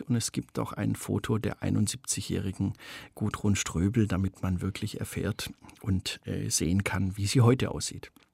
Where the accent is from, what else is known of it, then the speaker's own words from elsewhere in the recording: Stuttgart, Baden-Württemberg, Germany; Ich bin ein ganz normales Mittelschichts-Stuttgarter äh, Speckgürtelkind